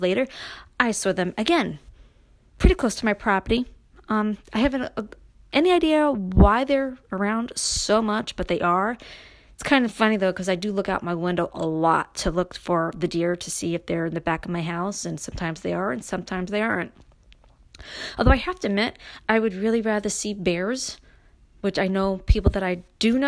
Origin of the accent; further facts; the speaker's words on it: New York City, New York, United States; moved away; me growing up in Brooklyn and moving to upstate New York